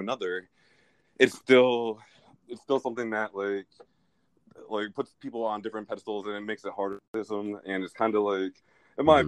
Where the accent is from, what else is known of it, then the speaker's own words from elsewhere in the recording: United States; I am a uh, Nigerian, Irish, I'm gay American